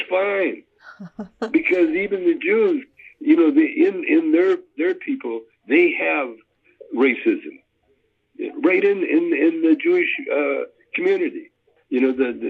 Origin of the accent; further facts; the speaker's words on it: Canada; I was raised in Canada. Calgary is half Chinese